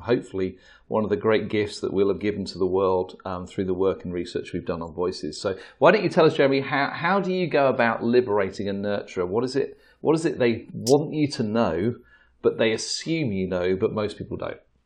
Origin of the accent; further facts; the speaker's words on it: England, United Kingdom; we're English